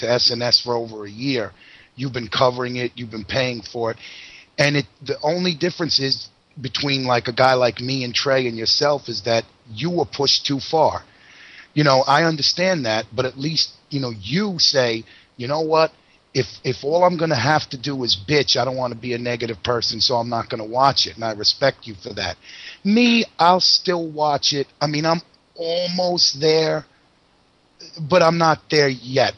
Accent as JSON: {"language": "English", "region": "New York", "country": "United States", "said": "as a New Yorker went through 9/11"}